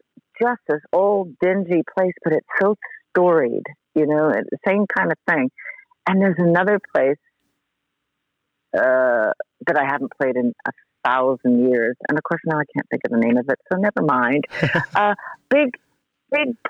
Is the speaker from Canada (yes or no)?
yes; Montreal, Quebec, Canada; I was growing up in Montreal